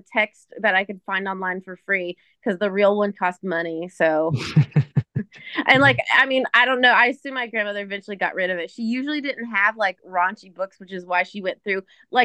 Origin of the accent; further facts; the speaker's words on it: Tennessee, United States; I'm from Tennessee